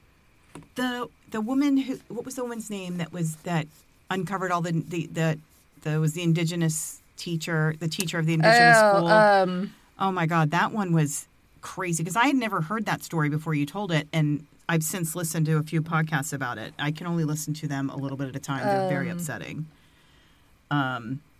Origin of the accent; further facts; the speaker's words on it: New York, United States; I grew up in New York